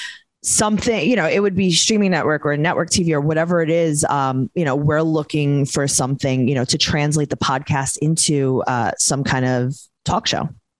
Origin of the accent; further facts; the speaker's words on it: New York City, New York, United States; also born or lived in The Hamptons; I was born in Queens. I live in Queens. You know, I've relocated here and there very briefly. I lived in the Hamptons for a little while.